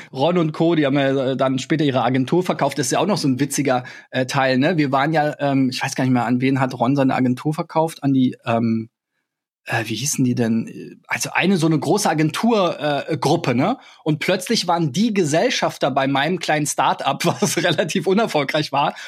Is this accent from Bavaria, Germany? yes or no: no; Berlin, Germany; ich bin ja in Berlin geboren, ich habe mich immer als Berliner bezeichnet